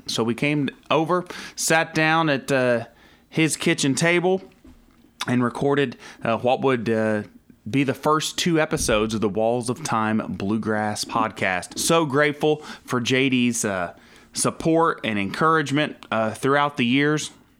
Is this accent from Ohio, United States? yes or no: yes; Southwestern Ohio, United States; I'm from Southwestern Ohio.